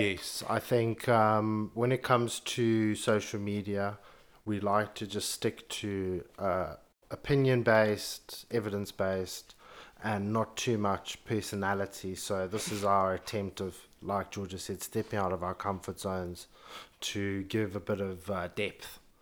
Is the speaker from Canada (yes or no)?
no; Zimbabwe; moved away as an adult; now in London, United Kingdom; born and raised in Zimbabwe, grew up in a very conservative family